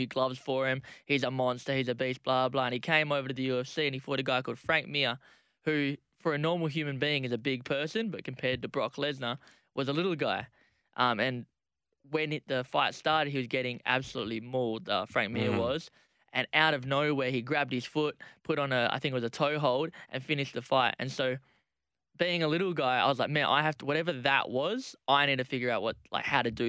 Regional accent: Perth, Western Australia, Australia; I was born in Perth

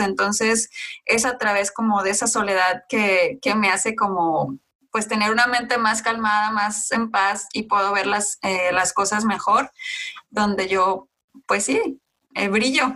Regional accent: Mexico; mostrara mi parte de, de nacimiento, o sea, de dónde soy yo, o mexicana

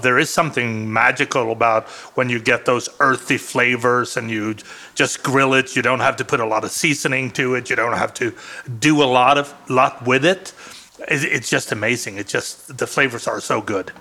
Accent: Sweden; first language Swedish; English is a second language; now in Arizona, United States; one of the things that I grew up with in Sweden

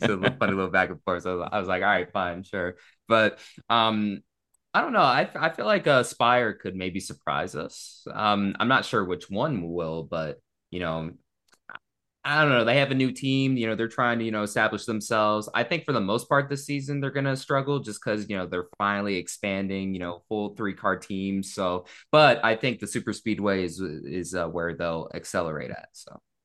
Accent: Las Vegas, Nevada, United States; growing up in Vegas, it was always so, like, stigmatized

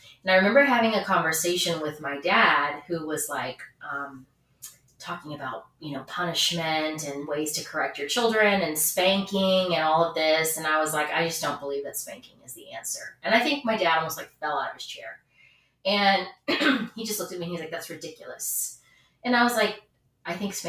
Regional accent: the South, United States; I'm from the South

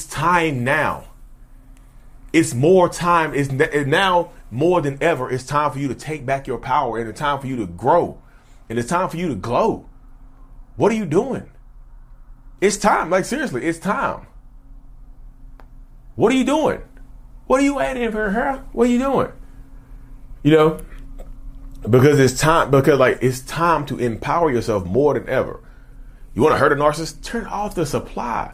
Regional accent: Reidsville, North Carolina, United States; I'm from North Carolina. Reedsville, North Carolina

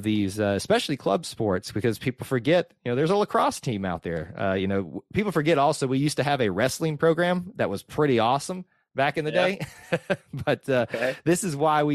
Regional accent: the South, United States; We're from the South.

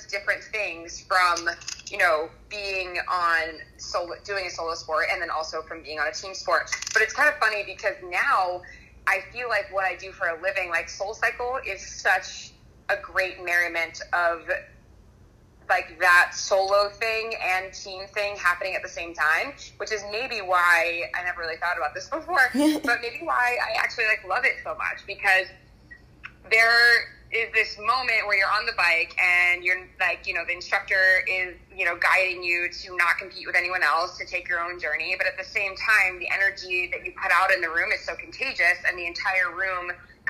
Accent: Columbia, Maryland, United States; moved away as an adult; also born or lived in South Carolina / Los Angeles / Washington, D.C.; now in New York City, United States; I'm originally from Columbia, Maryland

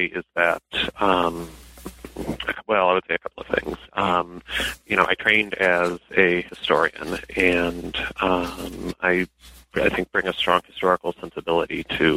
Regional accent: Denver, Colorado, United States; moved away as an adult; So I am originally from Denver. I lived there most of my childhood till I was 18

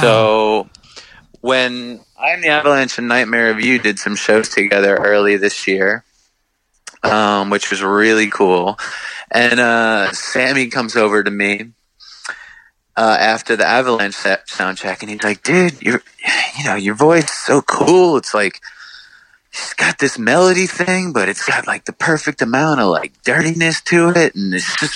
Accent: Long Island, New York, United States; we grew up on Long Island

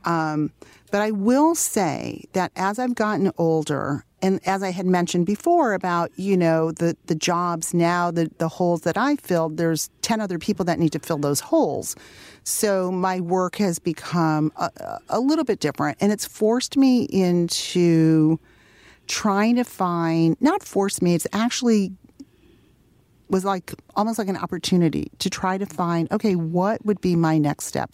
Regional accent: Detroit, Michigan, United States; growing up in Detroit, my parents, um, made sure that we had a connection to, um, you know, to our, our heritage

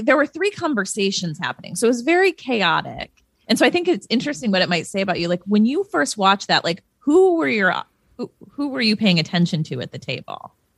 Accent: Midwest, United States; moved away as an adult; also born or lived in Chicago; now in Los Angeles, United States; I'm very Midwestern. I grew up in the Midwest

